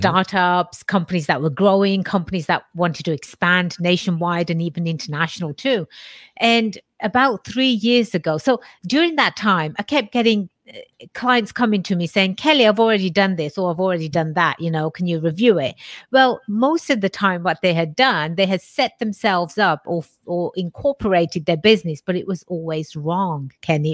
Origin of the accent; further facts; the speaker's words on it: England, United Kingdom; moved away; I was born and raised in England